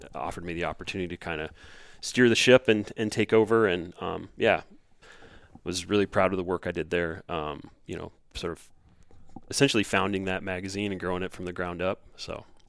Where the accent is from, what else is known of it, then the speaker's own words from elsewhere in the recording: Southeast Nebraska, United States; moved away as an adult; also born or lived in Kingston, Ontario; now in Minnesota, United States; I grew up in Southeast Nebraska, uh, right where the Platte Dumpson and the Missouri River is what I always tell people